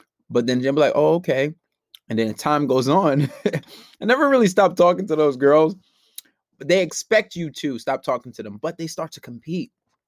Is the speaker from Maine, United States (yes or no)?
no; New York, United States; Maybe because I'm from New York.